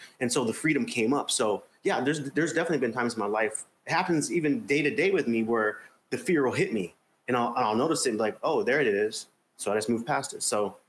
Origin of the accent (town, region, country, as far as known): Arizona, United States; now in Cape Town, South Africa